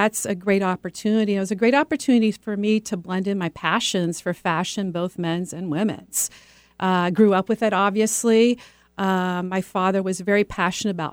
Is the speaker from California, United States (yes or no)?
yes; San Francisco Bay Area, just outside of Palo Alto, California, United States; moved away as an adult; now in Bellevue, United States; I was born and raised in the San Francisco Bay Area, out just outside of Palo Alto